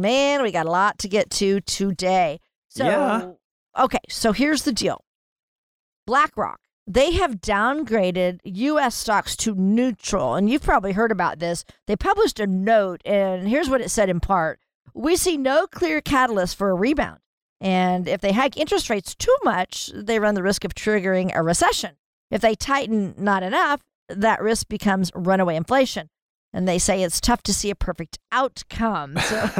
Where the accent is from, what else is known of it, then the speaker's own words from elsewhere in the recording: Kansas, United States; I grew up in Kansas, yeah.